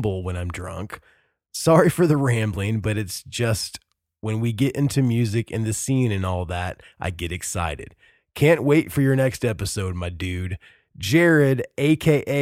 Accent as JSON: {"language": "English", "country": "United States", "said": "being an American"}